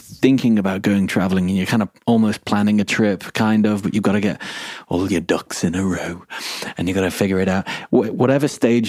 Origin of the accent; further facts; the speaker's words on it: England, United Kingdom; I'm English